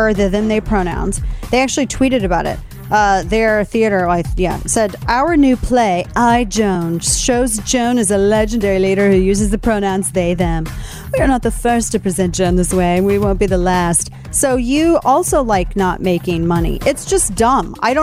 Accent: Missouri, United States; my home state of Missouri

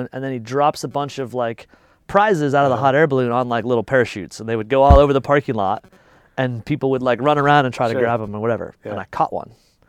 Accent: Fort Collins, Colorado, United States; in my hometown. Like, I live in Fort Collins, it's a little town, it's a college town.

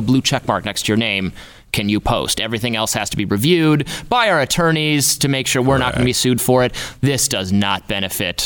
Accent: Michigan, United States; moved away; I'm from Michigan originally.

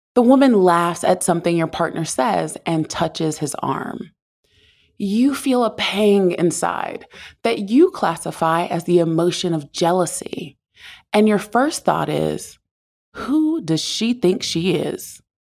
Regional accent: the South, United States; I grew up in the South

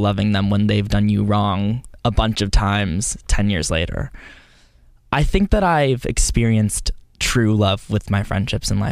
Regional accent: Texas, United States; I grew up in Texas

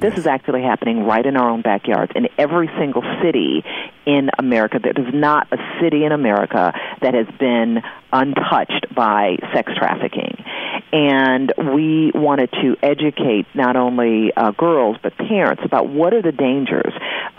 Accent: Detroit, Michigan, United States; we did our first human trafficking event in Detroit, my hometown.

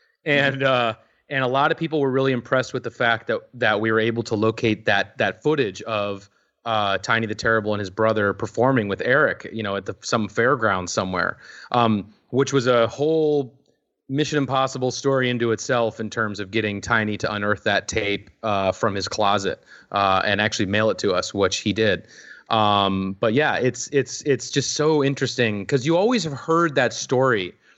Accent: Minneapolis, Minnesota, United States; I was fortunate enough because I grew up in Minneapolis, and at the Mall of America, LOL, in Minneapolis, there was actually an RF video kiosk in the mall

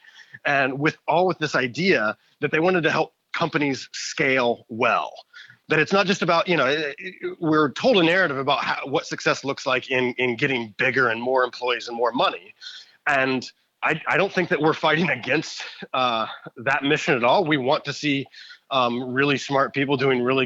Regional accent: Indiana, United States; now in Toronto, Canada; I live in Toronto now, but I was born and raised in Indiana

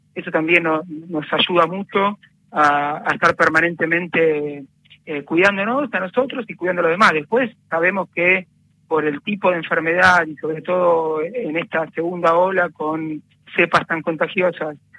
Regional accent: Buenos Aires, Argentina; Yo iba a, un, a una escuela en Parque Patricios

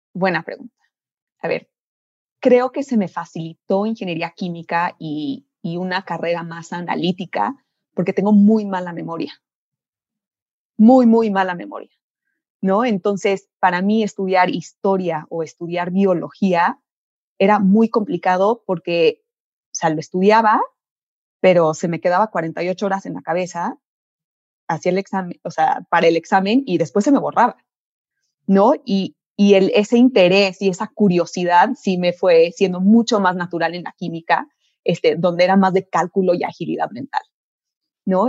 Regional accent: Mexico; soy ingeniera química mexicana.

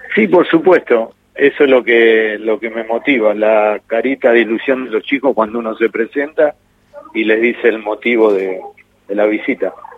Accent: Argentina; somos los argentinos

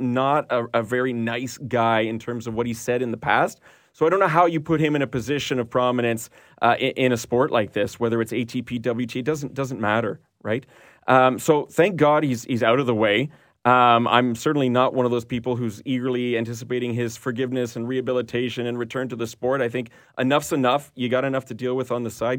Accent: Canada; as a Canadian viewer

